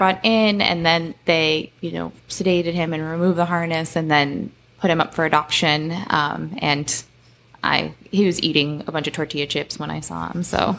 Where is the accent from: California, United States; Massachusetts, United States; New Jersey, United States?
Massachusetts, United States; Cape Cod; I grew up on the Cape. I love the water and the ocean.